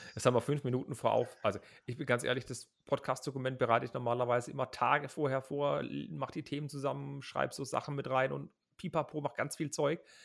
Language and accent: German; Heilbronn, Baden-Württemberg, Germany; in Heilbronn, das ist mein Geburtsort